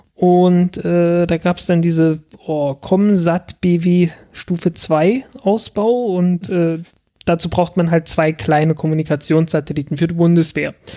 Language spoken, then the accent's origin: German; south of Saxony-Anhalt, Germany; moved away as an adult; now in Berlin, Germany; das ist auch im Süden von, von Sachsen-Anhalt so, dass so. man da durchaus Eierkuchen sagt. Also ich bin, ich bin mit Eierkuchen aufgewachsen